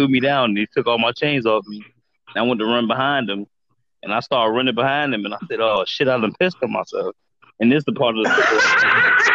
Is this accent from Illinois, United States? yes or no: yes; Chicago, Illinois, United States; I'm from Chicago